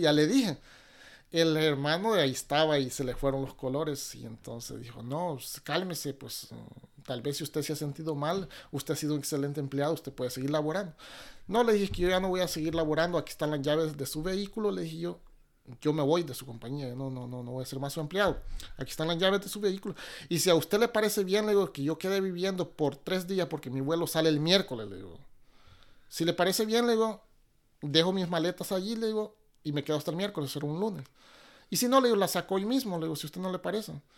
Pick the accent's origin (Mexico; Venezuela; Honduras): Honduras; moved away as an adult; also born or lived in New Orleans, United States / Miami, United States; now in Seattle, United States; Soy de esa región de Toncontín, pero hondureño, hondureño